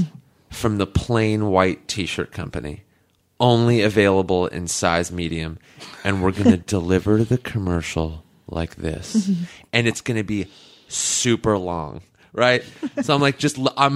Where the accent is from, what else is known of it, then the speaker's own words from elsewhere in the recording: La Crescenta, California, United States; I grew up in La Crescenta, which is like just north of Glendale